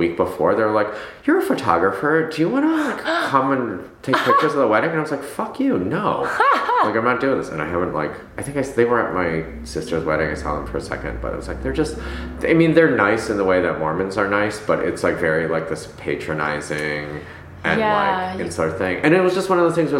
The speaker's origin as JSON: {"language": "English", "town": "Ann Arbor", "region": "Michigan", "country": "United States", "tie": "born or raised there", "also_born_or_lived": "New York", "moved": "yes", "lives_now": "Los Angeles, United States", "said": "I grew up in Ann Arbor, so that's like also a college town"}